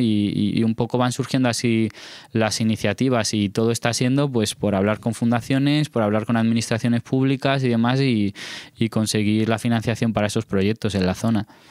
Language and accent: Spanish; Alto Tajo, Guadalajara, Castilla-La Mancha, Spain